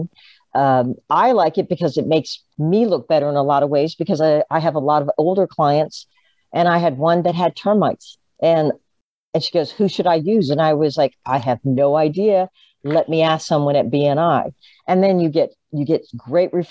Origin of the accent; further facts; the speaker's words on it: Tampa, Florida, United States; I was born in Tampa